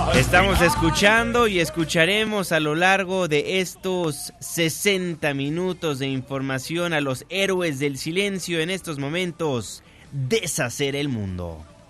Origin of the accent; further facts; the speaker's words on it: Mexico; todos somos mexicanos